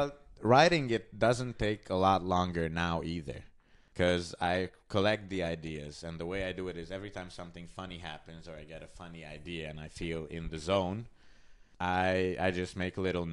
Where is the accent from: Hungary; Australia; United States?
Hungary; moved away as an adult; now in Vienna, Austria; Well, I moved from Hungary to Vienna about almost 3 years ago.